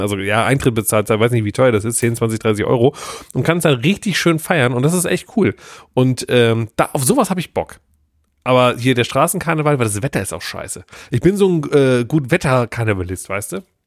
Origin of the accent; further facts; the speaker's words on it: Cologne, North Rhine-Westphalia, Germany; ich bin ein Kölsche Jung